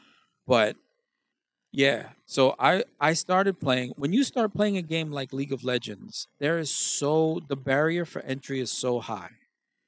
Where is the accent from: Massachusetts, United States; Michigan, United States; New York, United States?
New York, United States; New York City; I'm from Brooklyn